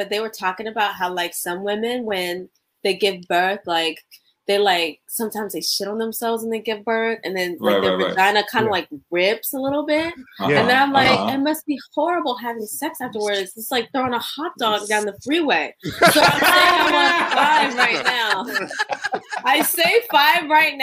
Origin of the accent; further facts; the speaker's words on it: Prince George's County, Maryland, United States; also born or lived in Takoma Park, Maryland / Los Angeles, California; I was born in Tacoma Park, Maryland. Grew up in PG County all my life. I'm still in PG County